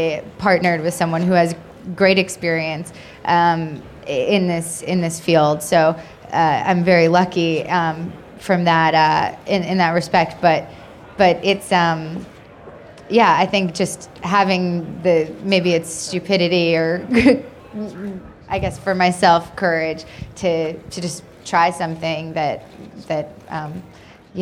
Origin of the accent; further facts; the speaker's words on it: Long Island, New York, United States; I'm not really a New Yorker, I'm from Long Island